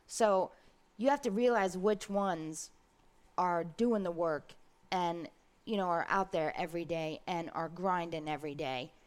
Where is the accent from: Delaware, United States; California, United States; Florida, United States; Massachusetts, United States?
Florida, United States; Brooksville; also born or lived in Ocala; I grew up in Brooksville